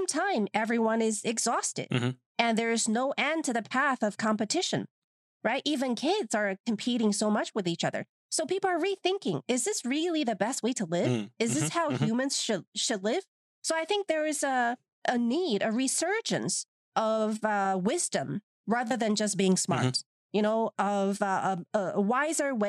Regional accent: China; Like my generation, growing up in China

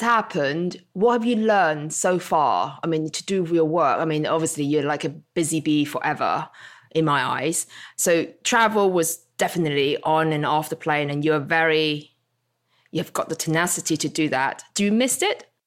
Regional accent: Hong Kong; moved away; also born or lived in Isle of Wight; growing up in Hong Kong

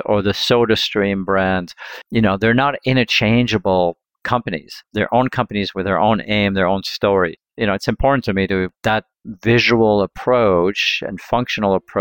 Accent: Lausanne, Vaud, Switzerland; now in California, United States; I grew up in Switzerland in a small town called Lausanne.

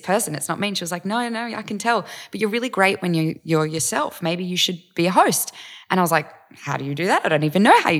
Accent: Eureka, New South Wales, Australia; moved away as an adult; also born or lived in Gold Coast / Vanuatu / United States; spent the first few years in Vanuatu, and then I grew up out in Eureka

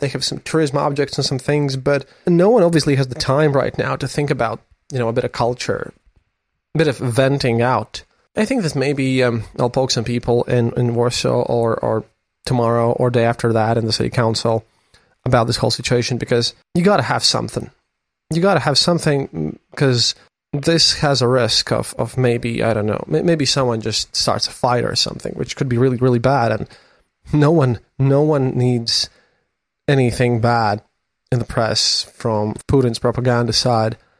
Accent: Latvia; I'm a journalist from Latvia

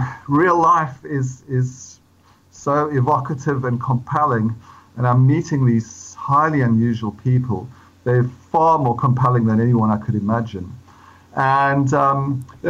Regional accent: Johannesburg, Gauteng, South Africa; born or raised there; moved away as an adult; now in London, United Kingdom

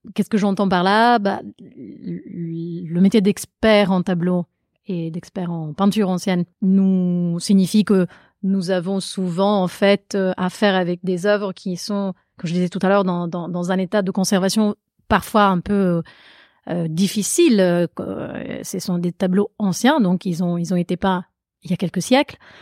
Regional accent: Italy; accent: Italian; French is a second language; now in Paris, France; je suis italienne, j'ai grandi en Italie.

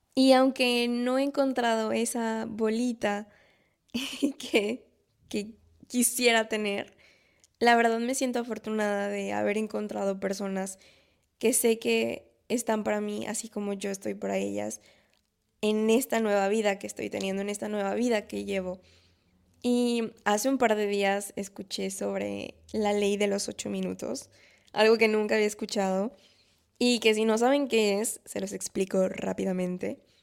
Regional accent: Mexico; moved away as an adult; now in France; como mexicanos o como latinos

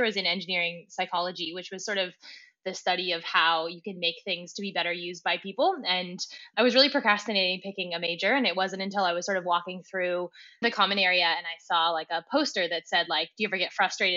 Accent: Silicon Valley, California, United States; moved away as an adult; now in Australia; I'm from California, actually from Silicon Valley originally

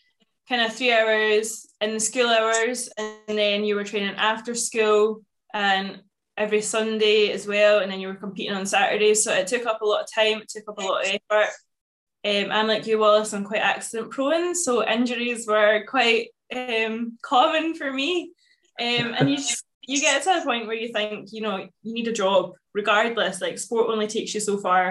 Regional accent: Lanark, Scotland, United Kingdom; also born or lived in Glasgow; we have a dairy farm just outside Lanark. In primary school, I was like, yep, always going to be a farmer

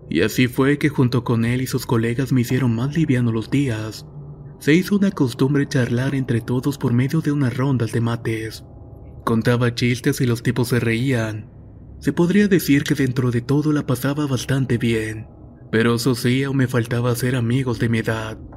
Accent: Belgrano, Buenos Aires, Argentina; Nací en Belgrano, localidad de Buenos Aires, Argentina, de ahí son oriundos mis padres y mis abuelos, al menos solamente los paternos porque los maternos venían de Italia. En dicho lugar fue donde hice la primaria y parte de la secundaria.

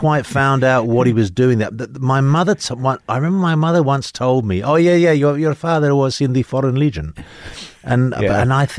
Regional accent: London, United Kingdom; moved away as an adult; now in United States; I grew up in London. My background is basically my father was Spanish, my mother was Italian.

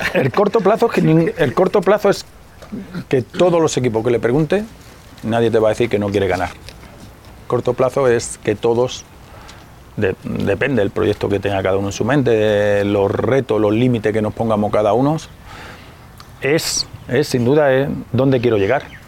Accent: Spain; moved away as an adult; now in Mexico; en mi país, en España

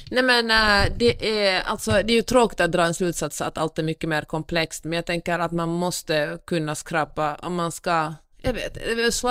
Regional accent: Finland; man kommer som finsk turist till Kalifornien och så, man klagar, så ser man det ur sitt perspektiv och sådär, det här är dåligt, det här är dåligt, det här är dåligt och uh, tur att jag inte bor här, nu åker jag hem till Finland, allt är bra.

